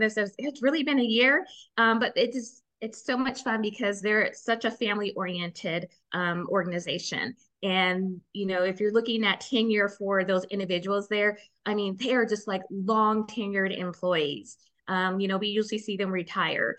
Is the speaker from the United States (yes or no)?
yes; Riverside, California, United States; now in Texas, United States; I was born and raised in Riverside, California. So I'm a California here in Texas.